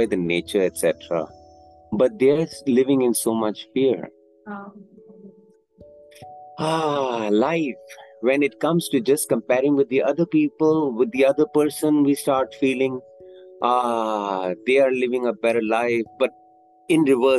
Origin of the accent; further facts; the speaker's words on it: Bangkok, Thailand; I'm from Bangkok. Thailand? Yeah, I'm from Thailand.